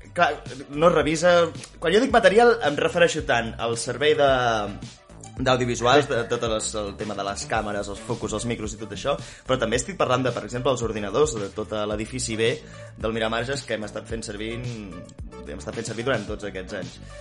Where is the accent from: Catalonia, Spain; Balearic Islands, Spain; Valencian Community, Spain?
Catalonia, Spain; Vic; jo sóc de Vic